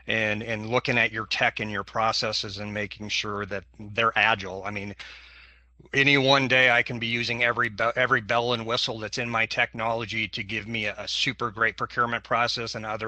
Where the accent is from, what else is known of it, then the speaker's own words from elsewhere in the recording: Portland, Oregon, United States; I'm from Multnomah County, which is the Portland, Oregon area, for those of you not familiar.